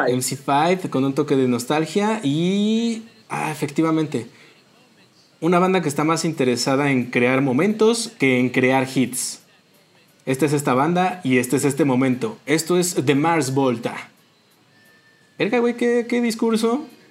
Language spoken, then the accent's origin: Spanish; Mexico; en México veo que los mexicanos nos aclaramos la piel